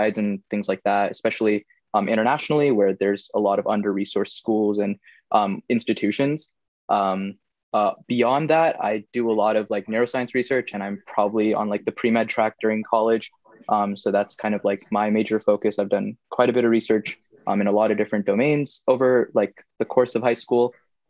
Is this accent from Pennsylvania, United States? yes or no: no; Fremont, California, United States; I'm from Fremont, California, which is like 30 minutes like north of like San Jose.